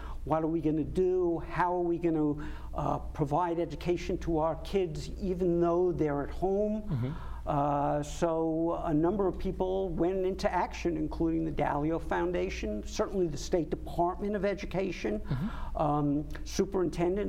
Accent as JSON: {"language": "English", "area": "Long Island", "region": "New York", "country": "United States", "tie": "born or raised there", "also_born_or_lived": "Ithaca, New York / Albany, New York", "moved": "as an adult", "lives_now": "Connecticut, United States", "said": "I grew up on Long Island"}